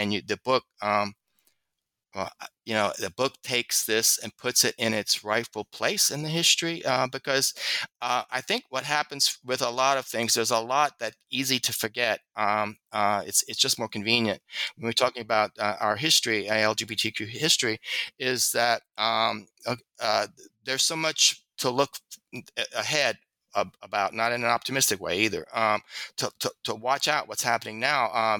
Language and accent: English; the South, United States; because I'm a Southerner, it also maybe I have a prejudice for that accessibility.